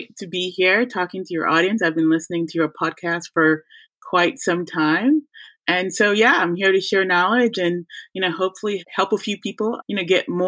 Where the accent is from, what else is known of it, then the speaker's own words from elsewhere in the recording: Boston, Massachusetts, United States; moved away as an adult; also born or lived in Montserrat / Ann Arbor, Michigan / Chicago; now in London, United Kingdom; I grew up in Boston